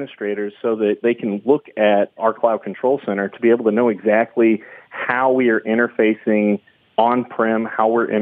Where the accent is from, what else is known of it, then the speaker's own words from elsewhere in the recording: Austin, Texas, United States; I'm from Austin, Texas